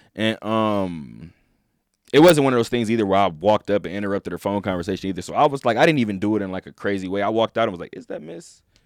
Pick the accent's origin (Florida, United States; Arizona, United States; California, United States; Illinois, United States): California, United States; I'm from California.